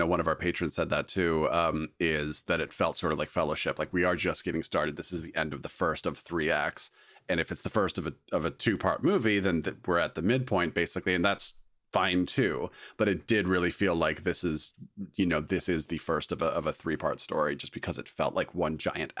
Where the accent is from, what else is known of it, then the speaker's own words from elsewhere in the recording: California, United States; I'm from Orange County. What's going on with you guys?